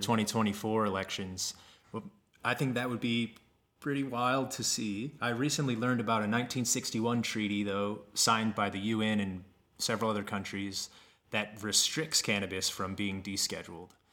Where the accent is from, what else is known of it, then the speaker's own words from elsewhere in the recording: Kansas, United States; moved away as an adult; also born or lived in Colorado; I moved away from Kansas. I grew up there mm-hmm. outside of Kansas City